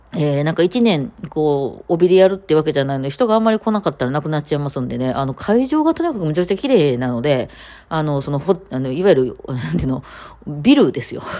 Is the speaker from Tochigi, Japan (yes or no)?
no; Osaka, Japan; accent: Osaka dialect; 私も大阪弁やったりするので